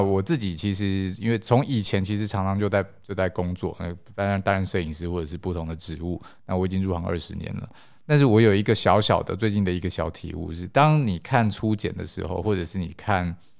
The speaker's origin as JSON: {"language": "Chinese", "country": "Taiwan", "said": "因为我们都是台湾人"}